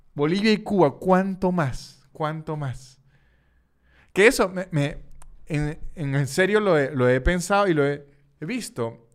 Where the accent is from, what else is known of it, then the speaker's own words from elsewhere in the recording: Venezuela; en Venezuela teníamos la vieja costumbre